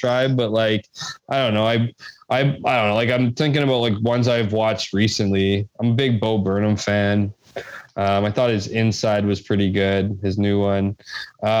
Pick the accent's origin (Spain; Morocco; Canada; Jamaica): Canada; Winnipeg, Manitoba; also born or lived in Ottawa; I grew up in Westwood